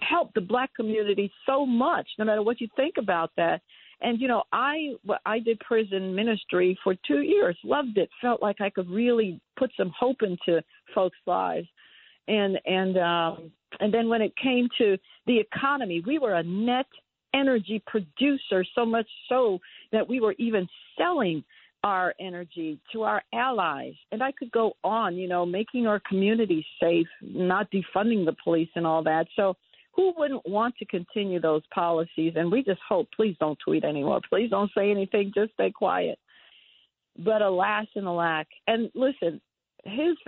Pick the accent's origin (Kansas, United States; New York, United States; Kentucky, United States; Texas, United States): New York, United States; I'm a New Yorker.